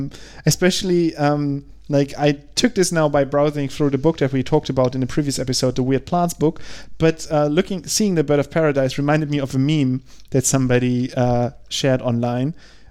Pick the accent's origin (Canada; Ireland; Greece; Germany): Germany